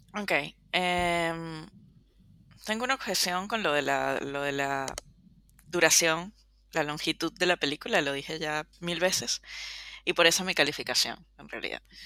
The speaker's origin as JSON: {"language": "Spanish", "country": "Venezuela", "also_born_or_lived": "Caracas", "said": "como todo venezolano"}